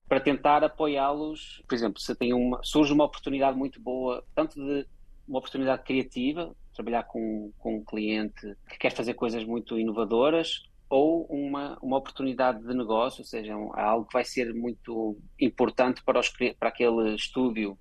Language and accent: Portuguese; Portugal; also born or lived in Brazil; now in Los Angeles, United States; eu nasci em Portugal, eu fui feito como português